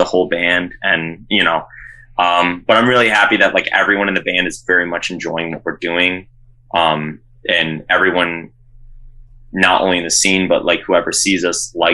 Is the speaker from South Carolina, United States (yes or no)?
no; Rochester, New York, United States; now in Syracuse, United States; when I was growing up in Rochester